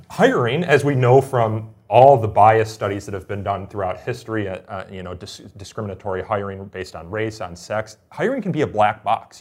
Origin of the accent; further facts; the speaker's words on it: Illinois, United States; the University of Illinois, my home state.